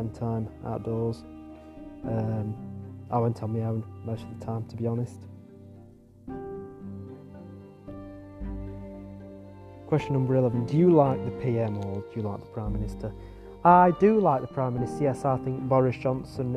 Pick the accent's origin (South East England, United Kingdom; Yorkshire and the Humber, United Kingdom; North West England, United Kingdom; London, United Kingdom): North West England, United Kingdom; Macclesfield; I'm from Macclesfield in Staffordshire in England.